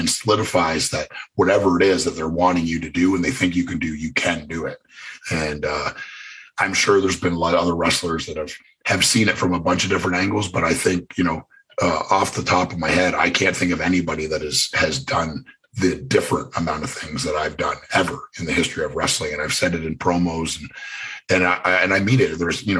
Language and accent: English; Canada; Cause my gimmick was, I didn't say anything and I was from Canada.